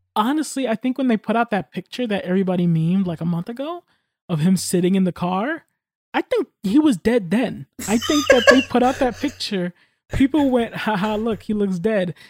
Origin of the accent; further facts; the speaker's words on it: United States; I'm American.